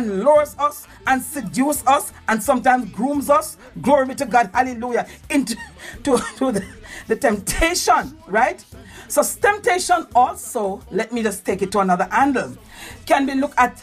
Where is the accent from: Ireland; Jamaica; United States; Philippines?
Jamaica; we give out a sound as Jamaican